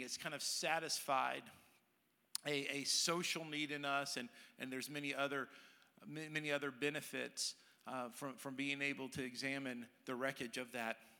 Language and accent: English; Dallas, Texas, United States; moved away as an adult; now in Tennessee, United States; I grew up in Dallas